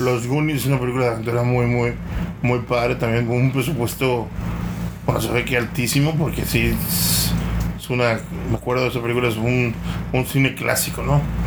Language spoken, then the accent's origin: Spanish; Mexico; como mexicanos no estamos acostumbrados a ver poder en las mujeres